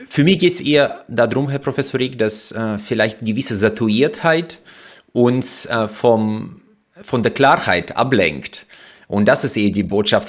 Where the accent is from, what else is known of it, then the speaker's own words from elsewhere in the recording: Uzbekistan; moved away as an adult; now in Germany; Ich bin in Usbekistan groß geworden